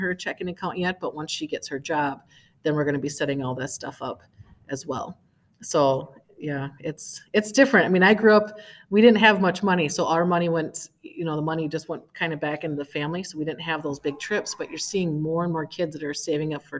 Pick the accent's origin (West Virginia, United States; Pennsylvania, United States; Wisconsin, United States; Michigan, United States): Wisconsin, United States; moved away as an adult; now in Minnesota, United States; I come from Wisconsin, and we had FBLA